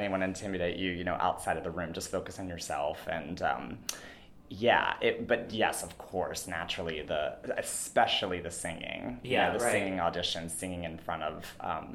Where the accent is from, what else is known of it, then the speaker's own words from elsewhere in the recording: McDonald, Pennsylvania, United States; I grew up in a tiny town called McDonald